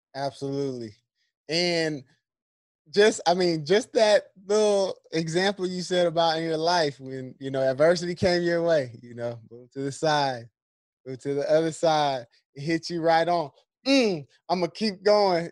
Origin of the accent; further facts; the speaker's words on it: San Diego, California, United States; this is where I'm from. I'm from San Diego.